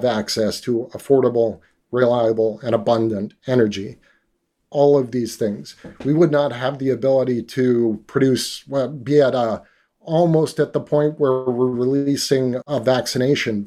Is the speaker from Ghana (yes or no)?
no; Canada; also born or lived in Northern British Columbia; I grew up in Canada